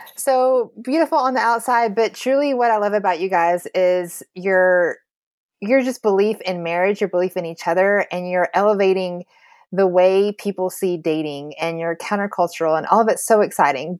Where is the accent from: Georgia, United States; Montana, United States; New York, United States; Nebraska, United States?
Georgia, United States; I used to say I was a Christian because I grew up in Georgia